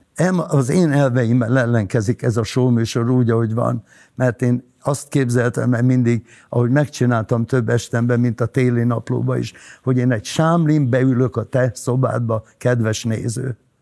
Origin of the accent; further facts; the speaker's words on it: Hungary; moved away as an adult; also born or lived in Budapest; now in Orfű, Hungary; én vidéki vagyok